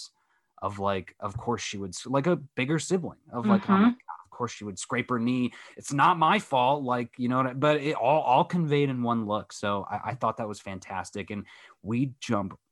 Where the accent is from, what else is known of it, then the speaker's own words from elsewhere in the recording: United States; as an American